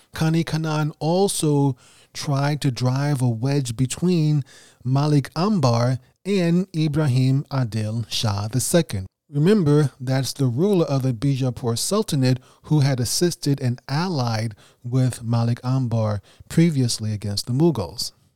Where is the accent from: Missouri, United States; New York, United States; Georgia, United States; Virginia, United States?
New York, United States; New York City; first language English; an English native speaker from Brooklyn, New York